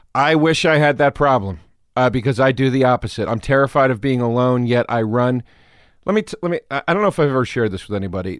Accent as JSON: {"language": "English", "town": "Trappe", "region": "Pennsylvania", "country": "United States", "tie": "born or raised there", "also_born_or_lived": "Philadelphia, Pennsylvania", "said": "I was born in Philly"}